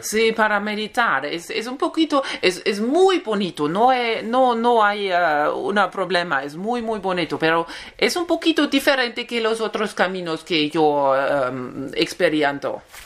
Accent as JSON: {"language": "Spanish", "country": "Germany", "second_language": "Spanish", "said": "tengo 39 eh, años, em, soy de Alemania"}